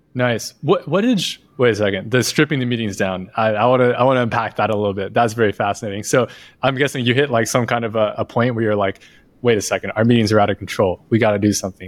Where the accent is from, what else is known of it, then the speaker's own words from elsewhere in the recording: United States; as an American.